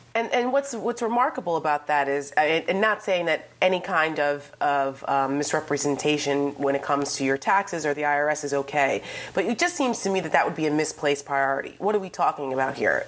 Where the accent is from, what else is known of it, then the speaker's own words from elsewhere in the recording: New Jersey, United States; I'm from New Jersey, so I grew up in the Donald Trump era